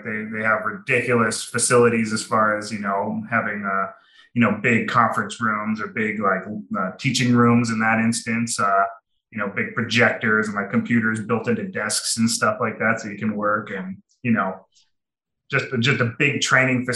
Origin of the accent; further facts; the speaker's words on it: Minnesota, United States; now in Arizona, United States; I am from Minnesota.